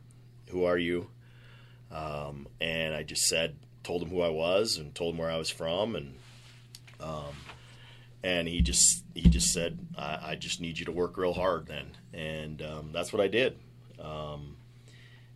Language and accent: English; Dubuque, Iowa, United States; moved away as an adult; also born or lived in Ottawa, Kansas; the University of Dubuque, back in Dubuque, my hometown